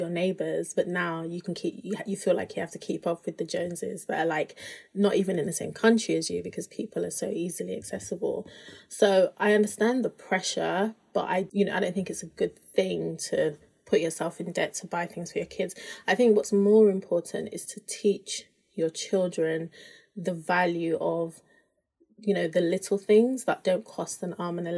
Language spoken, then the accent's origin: English; United Kingdom; my husband and I were both African, we're both Nigerian, but he grew up in Nigeria, I grew up in the UK.